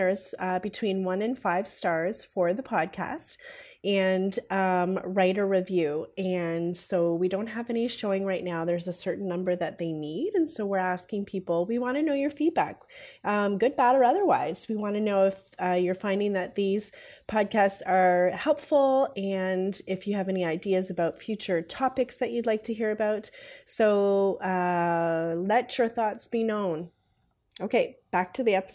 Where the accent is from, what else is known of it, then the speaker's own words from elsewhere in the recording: Ontario, Canada; I'm from Ontario, Canada